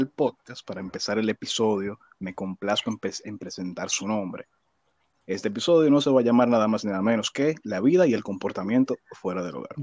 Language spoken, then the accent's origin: Spanish; Villa Faro, Distrito Nacional, Dominican Republic; me crié en Villafaro